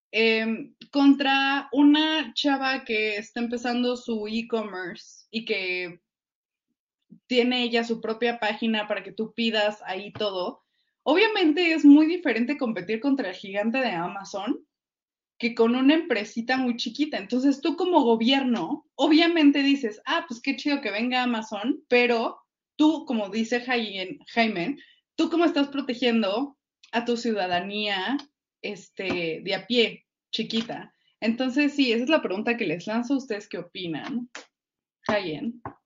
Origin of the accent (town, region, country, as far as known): Mexico